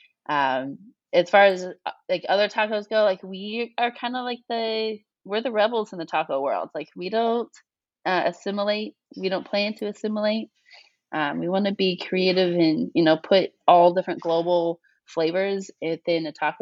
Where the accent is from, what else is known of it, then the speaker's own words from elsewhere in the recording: Kansas City, Missouri, United States; moved away as an adult; now in Chicago, United States; born and raised in Kansas City, and I moved